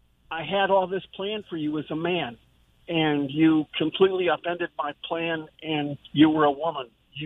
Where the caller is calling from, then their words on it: Jacksonville, United States; I'm calling from Jacksonville.